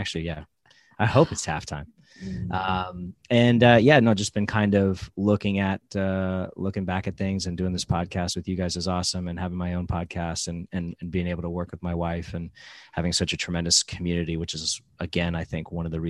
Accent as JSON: {"language": "English", "region": "New York", "country": "United States", "lives_now": "South Florida, United States", "said": "So I'm originally from New York, came down here to South Florida for an opportunity"}